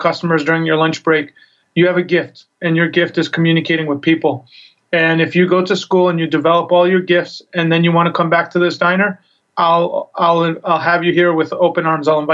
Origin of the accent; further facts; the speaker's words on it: New York, United States; I grew up in New York